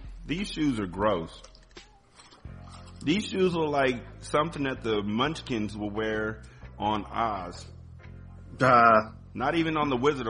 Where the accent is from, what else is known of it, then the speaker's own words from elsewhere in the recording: California, United States; moved away; also born or lived in Waldorf, Maryland; I'm from California.